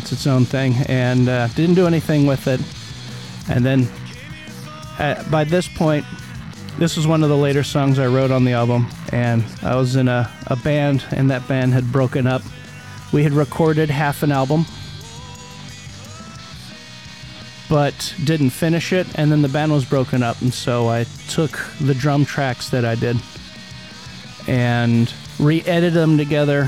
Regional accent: Modesto, California, United States; moved away; I came from Modesto area, real small, shitty town

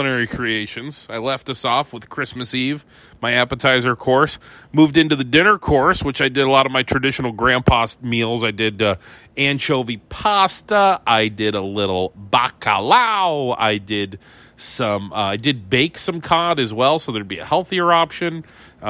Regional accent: Conneaut, Ohio, United States; a restaurant that we used to eat at in Conneaut, Ohio, my hometown

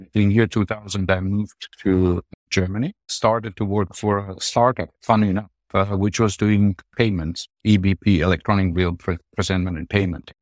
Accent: Armenia; moved away; my home country

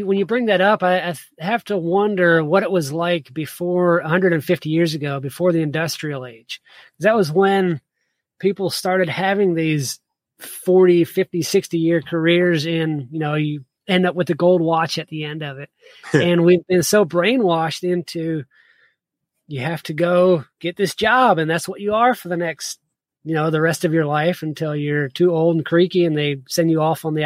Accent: the South, United States; also born or lived in South Georgia / Virginia; I grew up in the South

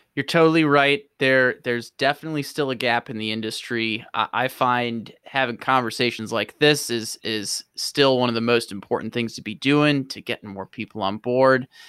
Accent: St. Louis, Missouri, United States; moved away; St. Louis is my hometown

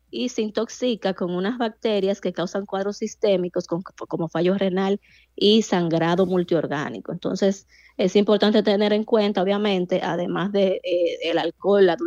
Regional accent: Dominican Republic; como dominicanos

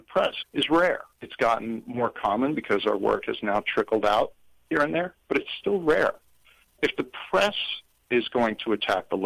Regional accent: Memphis, Tennessee, United States; I grew up in Memphis, Tennessee.

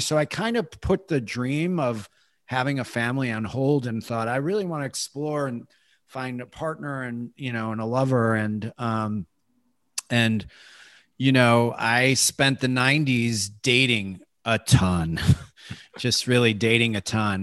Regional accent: Chicago, Illinois, United States; moved away as an adult; also born or lived in Iowa / California; I grew up in Chicago

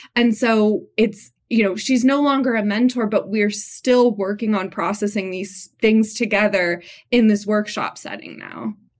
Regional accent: Montreal, Quebec, Canada; now in Santa Cruz, United States; We're both from Montreal

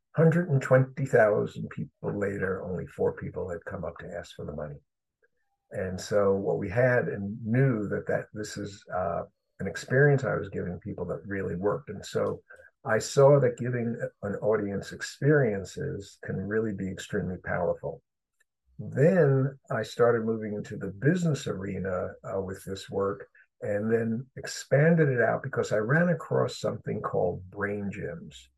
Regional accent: New York City, New York, United States; moved away as an adult; also born or lived in Chicago, Illinois; I grew up in Brooklyn, New York

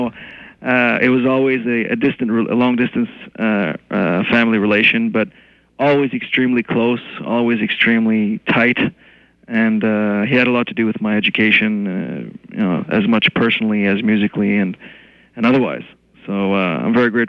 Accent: Montreal, Quebec, Canada; first language French; English is a second language; I was born and raised right here in Montreal

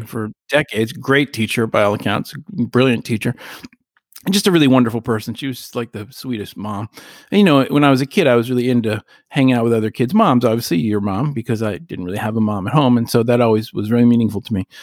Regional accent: the West, United States; as a Jewish kid growing up in the West

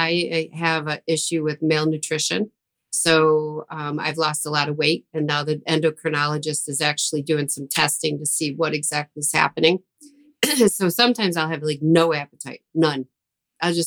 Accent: Buffalo, New York, United States; I'm from Buffalo

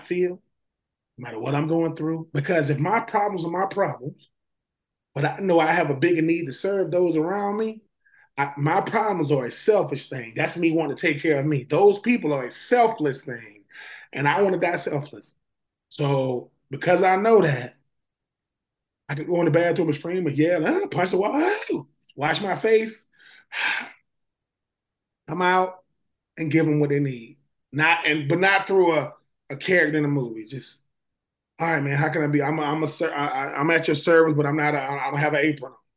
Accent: Swainsboro, Georgia, United States; being from a small town like Swainsboro, Georgia

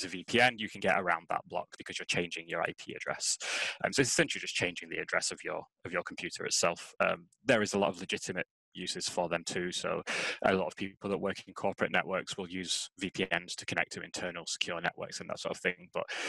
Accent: Scotland, United Kingdom; now in England; they don't realize that I am actually Scottish because I don't have the accent at all. I've been living down in England for so long.

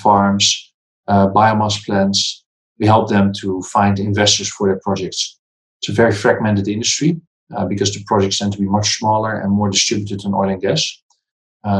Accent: Netherlands; moved away as an adult; also born or lived in Kazakhstan / Singapore; I'm from the Netherlands.

